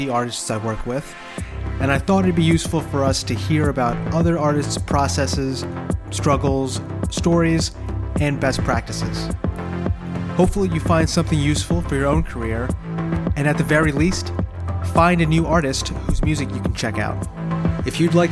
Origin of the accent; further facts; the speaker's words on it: New Jersey, United States; also born or lived in Philadelphia, Pennsylvania; now in New Hope, United States; I'm from New Jersey. I lived in Philly for 5 years, and I live in New Hope